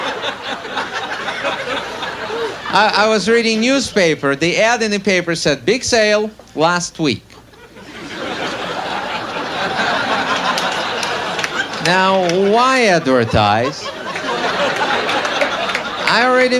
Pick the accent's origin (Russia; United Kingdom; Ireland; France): Russia; English is a second language; moved away as an adult; now in United States; I am actually from Russia. I was born there, grew up there, worked as a comedian out there